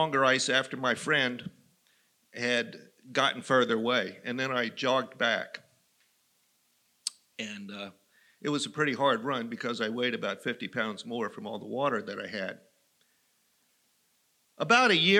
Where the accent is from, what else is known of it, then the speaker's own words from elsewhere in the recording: Western Maryland, United States; I grew up in Western Maryland.